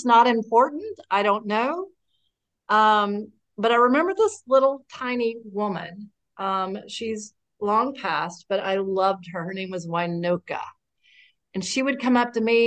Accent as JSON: {"language": "English", "town": "Lexington", "region": "Kentucky", "country": "United States", "moved": "as an adult", "lives_now": "Wilmington, United States", "said": "I'm from Lexington, Kentucky. That's where I got sober. And I now live in Wilmington, North Carolina"}